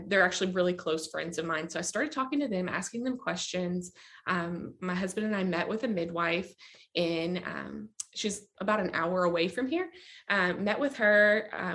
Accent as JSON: {"language": "English", "region": "Kentucky", "country": "United States", "said": "I am actually from Kentucky. I live in Bowling Green"}